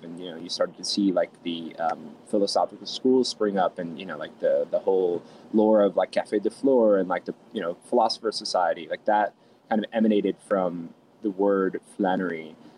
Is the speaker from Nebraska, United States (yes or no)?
no; New York City, New York, United States; also born or lived in Roslyn Heights, Long Island, New York; I grew up in a town called Fresh Meadows in Queens, um, and then in New York, uh, and then I also moved to a town called Roslyn Heights in Long Island, uh, in New York